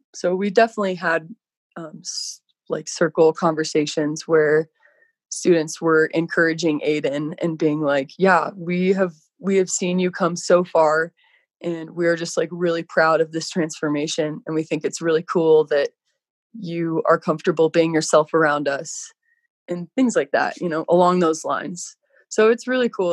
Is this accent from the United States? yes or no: yes; Colorado, United States; moved away as an adult; now in Park City, United States; I grew up in Colorado and I thought Colorado was pretty spectacular